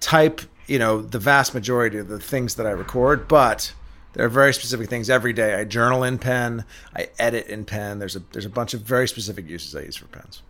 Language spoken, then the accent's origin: English; England, United Kingdom; moved away; I grew up in England, um, in the seventies.